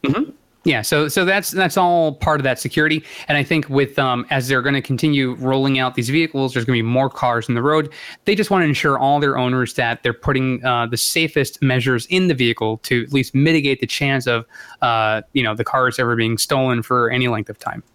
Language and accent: English; United States; as an American